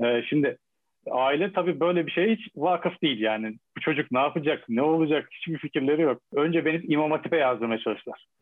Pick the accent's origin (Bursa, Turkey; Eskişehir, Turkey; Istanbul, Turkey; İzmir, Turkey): Eskişehir, Turkey; Ben de Eskişehir'liyim